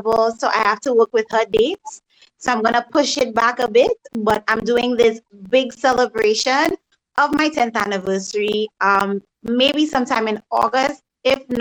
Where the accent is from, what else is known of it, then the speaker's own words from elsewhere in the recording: St. Lucia; also born or lived in Dennery, St. Lucia; I'm originally from Denry, but I grew up in Raisby, which is like in north of the island.